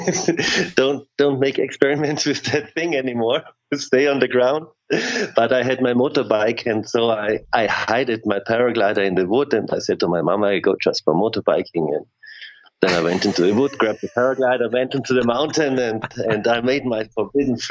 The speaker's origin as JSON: {"language": "English", "town": "Klagenfurt", "region": "Carinthia", "country": "Austria", "tie": "born or raised there", "said": "Klagenfurt is my hometown"}